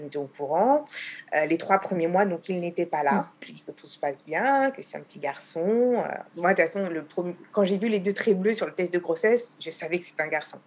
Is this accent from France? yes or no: yes; France; moved away as an adult; now in Israel; J'ai quitté la France pour Israël à l'âge de 26 ans